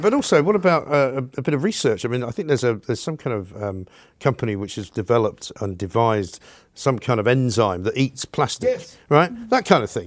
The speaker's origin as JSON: {"language": "English", "country": "United Kingdom", "said": "I'm a British person. I'm one of the British people."}